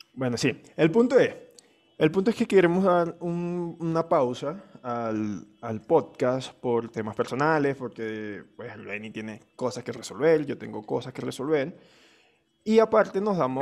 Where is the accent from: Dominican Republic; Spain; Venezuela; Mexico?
Venezuela; now in Colombia; nosotros no emigramos de Venezuela